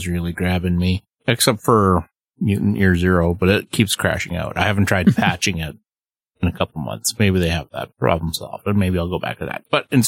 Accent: Canada; I'm a Canadian.

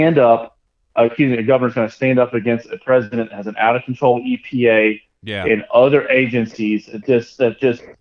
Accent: Georgetown, Kentucky, United States; my hometown in Georgetown

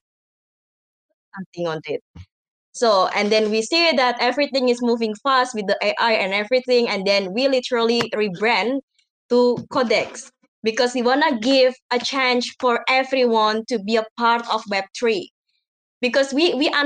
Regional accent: Indonesia; I'm from Java.

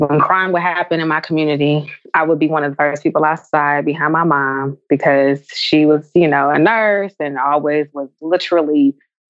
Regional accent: San Francisco, California, United States; I grew up in San Francisco.

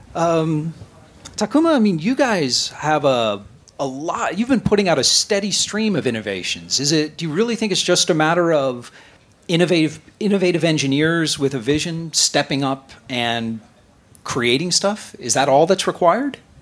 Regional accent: United States; moved away; I'm American.

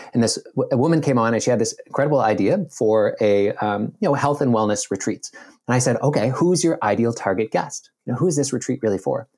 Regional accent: Nova Scotia, Canada; I grew up in Nova Scotia, Canada

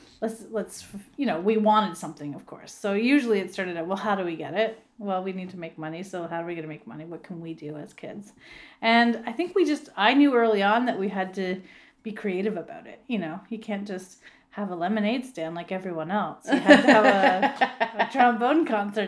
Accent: Grimsby, Ontario, Canada; So I grew up right here in Grimsby, Ontario. It's just a small town south of Toronto and right on the lake, Lake Ontario.

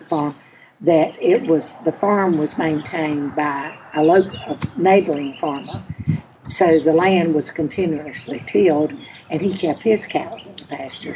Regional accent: Lawndale, North Carolina, United States; I grew up here on the farm when it was a dairy farm

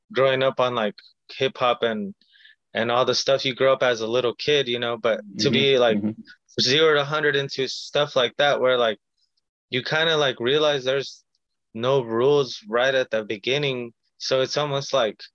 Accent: Long Beach, California, United States; first language Spanish; English is a second language; also born or lived in Watts, Los Angeles / Compton; growing up in Long Beach

